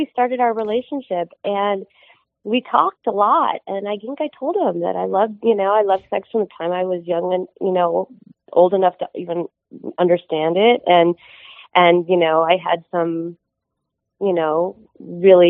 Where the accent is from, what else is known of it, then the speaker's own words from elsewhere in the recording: Midwest, United States; now in Southern California, United States; I grew up in the Midwest